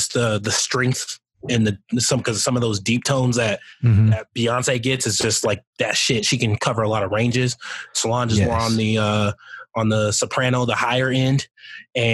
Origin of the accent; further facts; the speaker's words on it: the South, United States; me growing up in the South, or, you know, all my family and everything's from the South